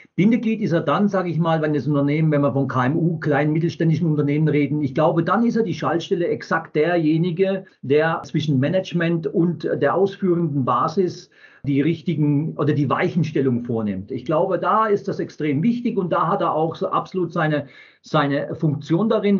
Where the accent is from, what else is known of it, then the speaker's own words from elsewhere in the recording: Wertheim, Baden-Württemberg, Germany; geboren in Wertheim an der Tauber